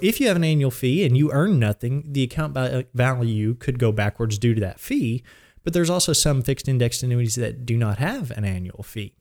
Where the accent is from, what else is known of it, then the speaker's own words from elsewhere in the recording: Blanchard, Oklahoma, United States; I grew up in Blanchard or really the Bridge Creek area on a small farm, and I've lived there since I was three.